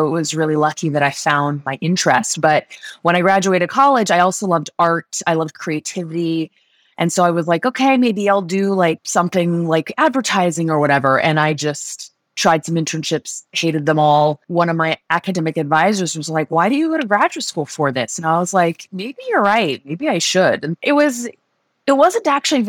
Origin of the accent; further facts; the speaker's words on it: London, United Kingdom; moved away as an adult; also born or lived in Switzerland; now in United States; I grew up in London. I grew up in Switzerland. I grew up in London, actually